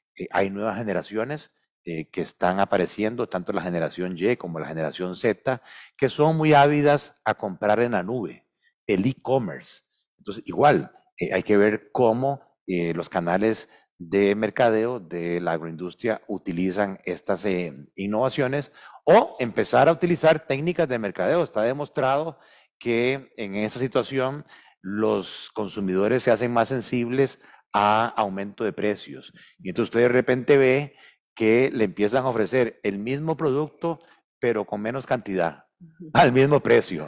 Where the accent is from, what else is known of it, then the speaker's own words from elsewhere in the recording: Costa Rica; somos ante todo costarricenses